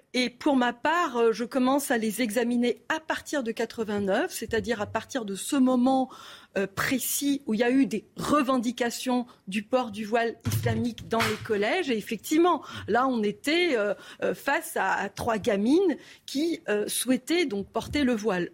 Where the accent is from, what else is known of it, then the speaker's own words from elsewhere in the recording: Algeria; moved away; also born or lived in Kharkiv, Ukraine / Cyprus / France / Quebec, Canada; je me suis établie en Algérie et j'ai grandi là, en Algérie, jusqu'en 1994